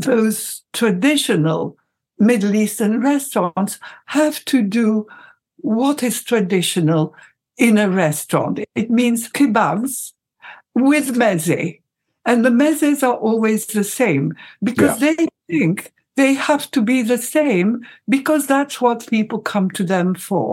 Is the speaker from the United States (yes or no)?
no; Egypt; moved away; also born or lived in Europe